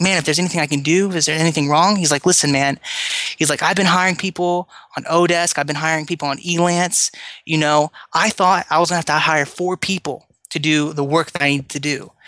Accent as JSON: {"language": "English", "country": "United States", "lives_now": "Philippines", "said": "I'm an American here. I'm here in the Philippines"}